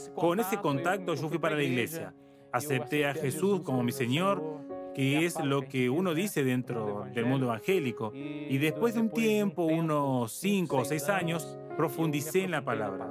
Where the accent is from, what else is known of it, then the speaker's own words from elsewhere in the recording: Jacareí, São Paulo, Brazil; yo soy de Yacareí, nací aquí, más allá de que viví en muchas partes de Brasil, pero yo soy yacariense